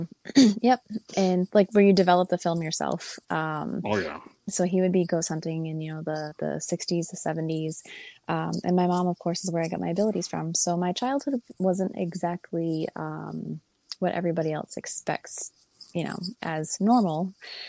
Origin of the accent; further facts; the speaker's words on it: New England, United States; I was born and raised in New England